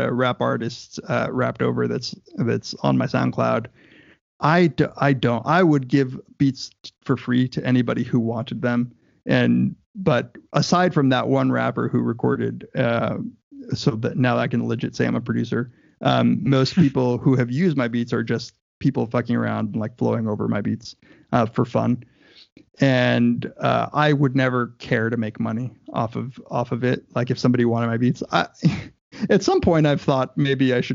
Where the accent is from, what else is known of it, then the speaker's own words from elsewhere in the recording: Southern California, United States; I grew up in Southern California